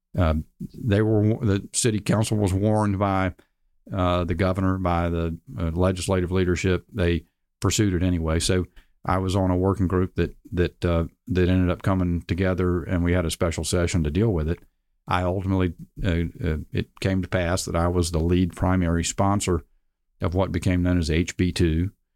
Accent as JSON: {"language": "English", "town": "Charlotte", "region": "North Carolina", "country": "United States", "tie": "born or raised there", "said": "in Charlotte, uh, my hometown"}